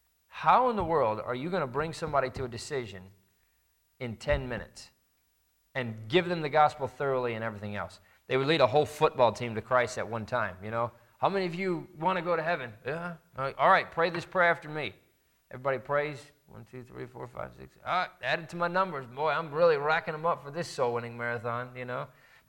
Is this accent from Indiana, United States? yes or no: yes; Indiana, United States; I grew up in Indiana, and there was a large church that was near us